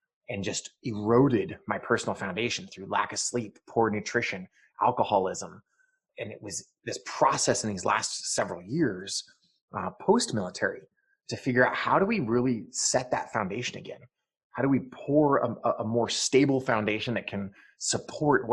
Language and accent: English; Eastern Montana, United States; moved away; also born or lived in Tempe, Arizona; I grew up in Eastern Montana